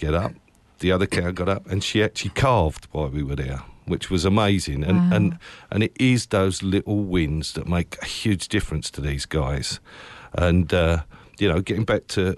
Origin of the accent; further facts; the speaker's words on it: Essex, East of England, United Kingdom; I'm from Essex.